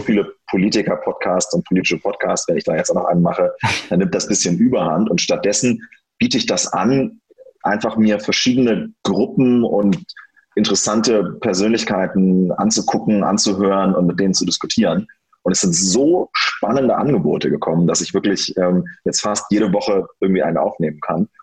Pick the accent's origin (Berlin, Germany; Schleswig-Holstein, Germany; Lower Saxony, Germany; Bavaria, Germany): Lower Saxony, Germany; near Göttingen; also born or lived in Wolfenbüttel / Hamburg; ich bin da 1989 geboren und ähm, habe dann da gelebt, bis ich sieben Jahre alt war